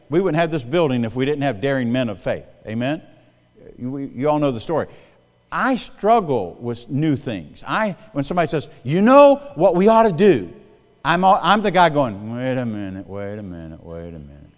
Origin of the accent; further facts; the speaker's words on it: South Carolina, United States; moved away as an adult; also born or lived in Missouri; now in Indiana, United States; I'm from South Carolina